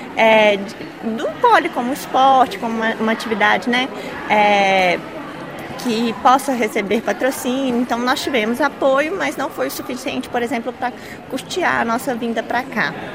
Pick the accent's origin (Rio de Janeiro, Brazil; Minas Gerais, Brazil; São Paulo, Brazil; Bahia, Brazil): Minas Gerais, Brazil; Belo Horizonte; nós somos de Minas Gerais, é, Belo Horizonte